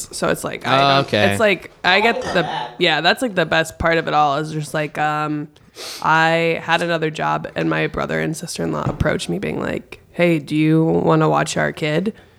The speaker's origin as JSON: {"language": "English", "town": "McHenry", "region": "Illinois", "country": "United States", "moved": "yes", "said": "I'm from the northwest suburbs of Chicago."}